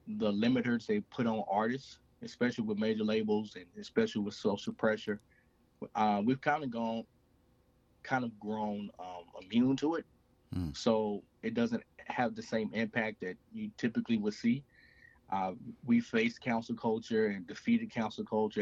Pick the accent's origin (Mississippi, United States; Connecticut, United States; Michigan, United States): Mississippi, United States; moved away as an adult; So I grew up in Mississippi. I currently reside in Mississippi.